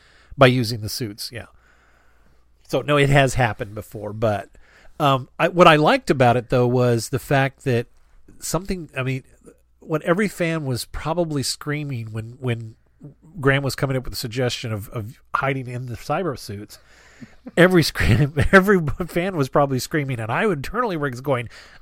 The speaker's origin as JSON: {"language": "English", "region": "Yorkshire and the Humber", "country": "United Kingdom", "said": "I'm from Yorkshire. What did she say? That's practically a love letter."}